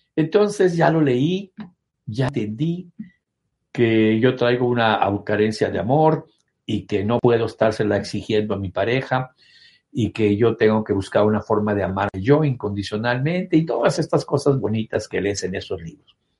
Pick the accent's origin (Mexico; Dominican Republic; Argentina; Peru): Mexico; Soy mexicano.